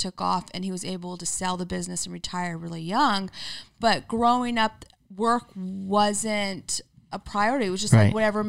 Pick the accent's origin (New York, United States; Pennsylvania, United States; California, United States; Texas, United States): California, United States; Orange County; also born or lived in Santa Barbara; I grew up in Orange County, California.